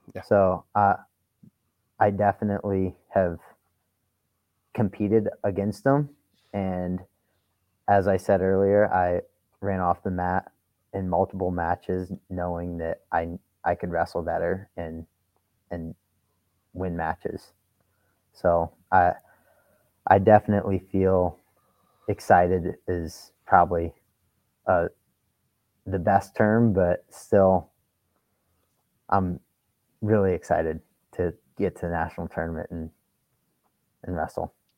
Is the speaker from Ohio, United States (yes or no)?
yes; St. Paris, Ohio, United States; moved away as an adult; I came from St. Paris, Ohio, and for people that don't know, it's one of, in my opinion, one of the best wrestling schools in the country. And I got my butt kicked every day in my high school room